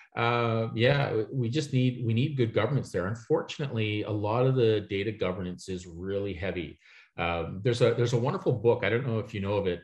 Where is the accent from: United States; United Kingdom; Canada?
Canada; Toronto, Ontario; I'm from Toronto, Canada